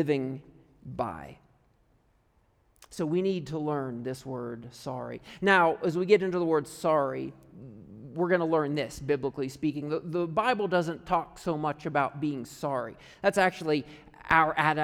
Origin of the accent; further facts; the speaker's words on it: United States; moved away as an adult; also born or lived in Canada; I'm from America